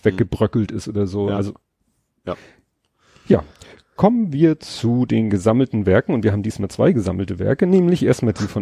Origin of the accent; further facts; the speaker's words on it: Hamburg, Germany; ich habe zum Beispiel bin aufgewachsen in Hamburg 60. Ja. Das war, glaube ich, ja Stalzhoop